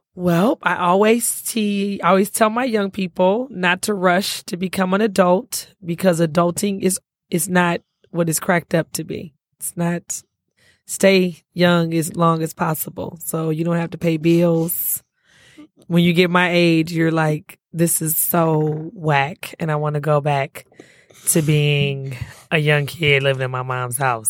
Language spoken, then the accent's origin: English; Detroit, Michigan, United States; also born or lived in Alabama; I am from Detroit